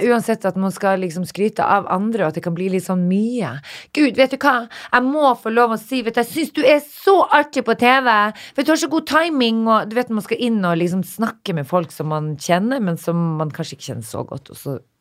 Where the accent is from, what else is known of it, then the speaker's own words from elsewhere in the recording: Narvik, Nordland, Norway; moved away; hjembyen min